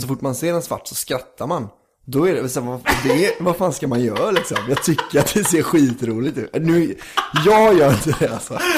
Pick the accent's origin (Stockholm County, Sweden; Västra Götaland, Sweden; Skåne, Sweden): Västra Götaland, Sweden; Tjuvkil; moved away; Tjuvkil där jag är från, Lycke